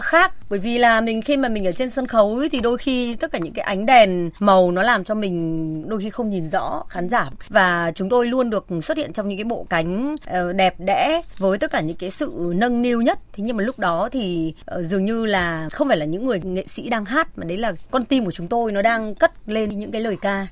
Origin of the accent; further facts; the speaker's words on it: Hanoi, Vietnam; công dân Hà Nội đã bay vào